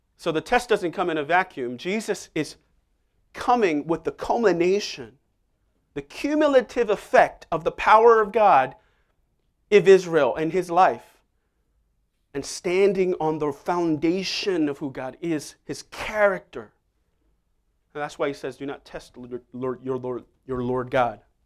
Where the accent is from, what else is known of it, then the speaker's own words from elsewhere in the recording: Seoul, South Korea; moved away; I remember even growing up in Seoul, if you got a answer wrong, you would get hit